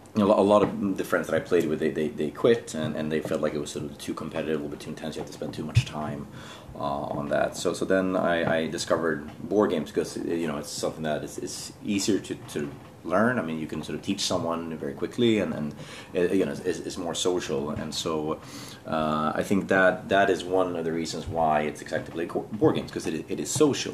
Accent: Sweden; moved away as an adult; now in Jakarta, Indonesia; I'm from Sweden originally. Um, I um, I'm now working here in Jakarta for Business Sweden

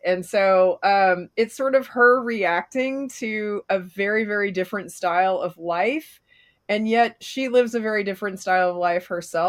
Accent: Canada; born there; I was born in Canada.

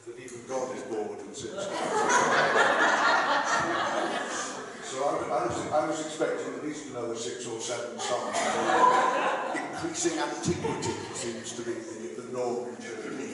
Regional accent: England, United Kingdom; English people

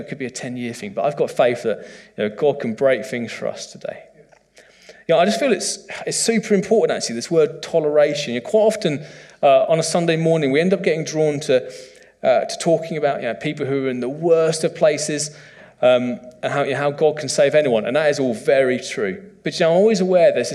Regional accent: United Kingdom; as a British man

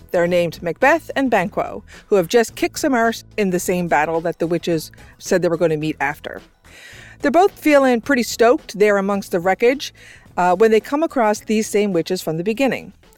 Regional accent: Newfoundland and Labrador, Canada; a sister and brother team hailing from the island of Newfoundland.

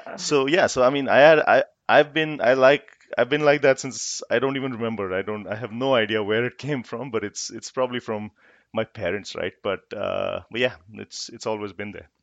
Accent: Jaipur, Rajasthan, India; also born or lived in Kolkata; I grew up in Jaipur

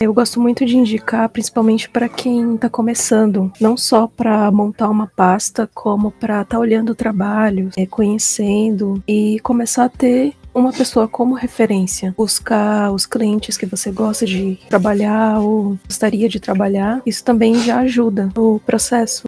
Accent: Manaus, Amazonas, Brazil; moved away as an adult; now in São Paulo, Brazil; sou de Manaus, mas fazem 10 anos que eu moro em São Paulo

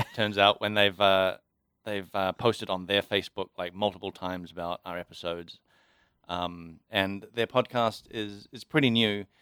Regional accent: New Zealand; now in Auckland, New Zealand; being a cop in Kaikui, which is my hometown

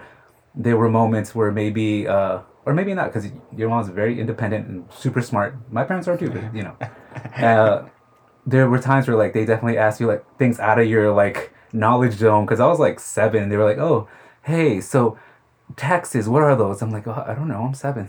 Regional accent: Queens, New York, United States; I grew up in Queens, born and raised my whole life here. It's... I liked it. I bleed Queens.

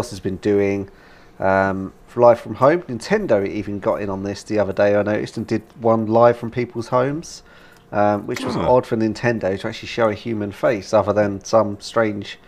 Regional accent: United Kingdom; Being a Brit

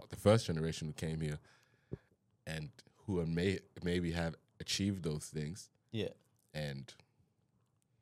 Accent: Queensland, Australia; I've been here since I was seven. I'm Australian

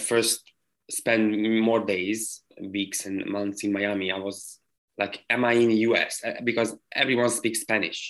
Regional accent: Hungary; moved away as an adult; also born or lived in London / United States; I left my home country. Which is Hungary.

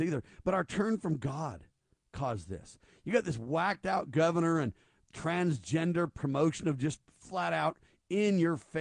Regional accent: Ventura County, California, United States; I grew up in Ventura County, so I know plenty about the county.

